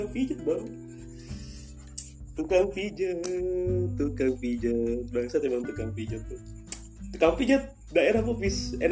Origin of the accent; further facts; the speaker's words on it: Denpasar, Bali, Indonesia; kita tahu sebagai warga Bali lebih tepatnya warga Denpasar